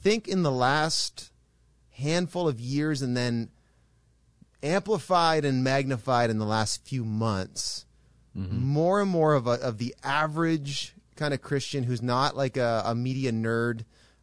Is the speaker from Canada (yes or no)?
yes; Canada; an observer from Canada, which all three of us are Canadians